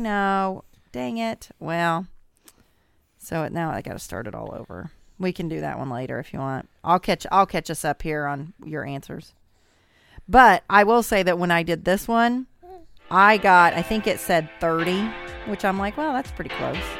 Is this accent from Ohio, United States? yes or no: no; Southern Indiana, United States; I'm obviously from Southern Indiana